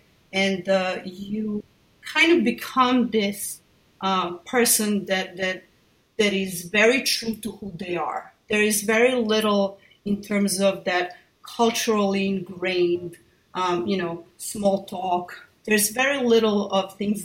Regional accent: Belgrade, Serbia; accent: thick Belgrade, Serbian; moved away; also born or lived in Sarajevo; I'm a born Belgrader, so as someone with a very thick Belgrade, i.e. Serbian accent

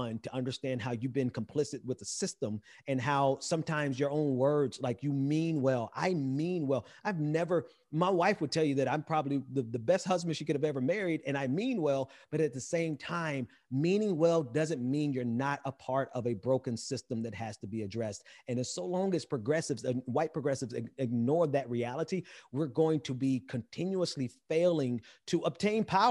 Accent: Mississippi, United States; I'm from Mississippi, so I'm not from the Caribbean.

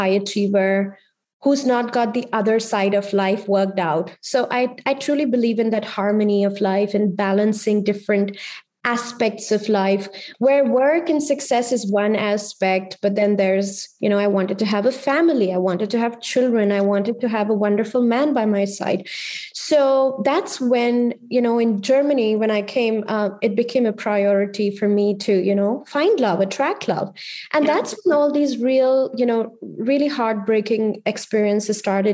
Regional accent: India; moved away as an adult; also born or lived in Delhi, India / Geneva, Switzerland; as an Indian woman

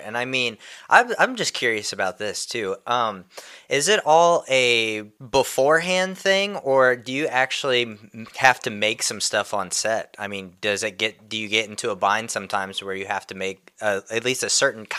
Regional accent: Indiana, United States; I'm from Indiana, diehard Hoosier fan

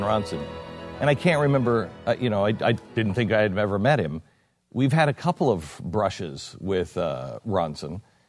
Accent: United Kingdom; I've got some questions, but I don't know what any of this means because I'm British.

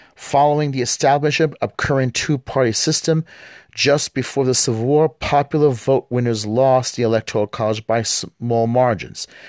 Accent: United States; me as an American

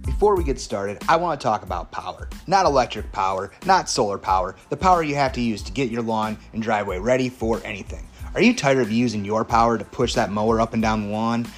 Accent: Dubuque County, Iowa, United States; I grew up in Dubuque County my entire life.

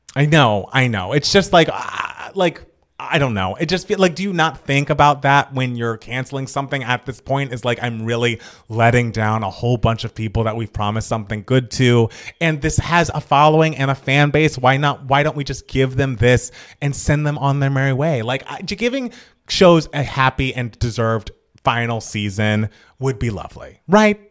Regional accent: Georgia, United States; my home state of Georgia

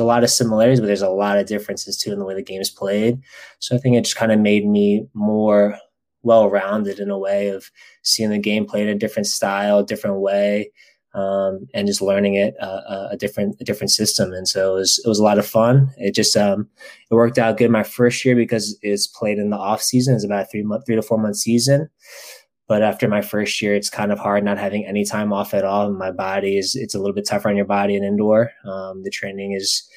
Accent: Baltimore, Maryland, United States; I grew up in Baltimore

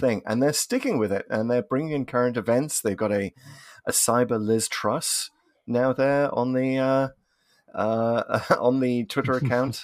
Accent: United Kingdom; as a Brit

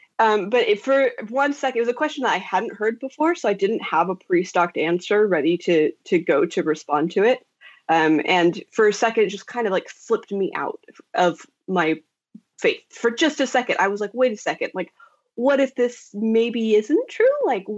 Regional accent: Idaho, United States; born or raised there; now in San Francisco, United States

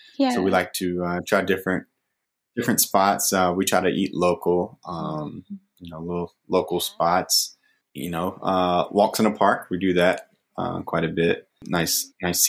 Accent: Greensboro, North Carolina, United States; moved away as an adult; now in Charlotte, United States; I am from Greensboro, North Carolina. It's a little city, about an hour and a half north of Charlotte. Grew up there

